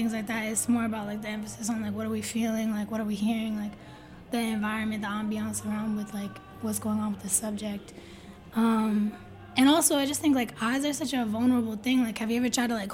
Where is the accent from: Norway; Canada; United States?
United States; outside of Boston, Massachusetts; I grew up outside of Boston, but I was, like, spending mad time in Boston, especially growing up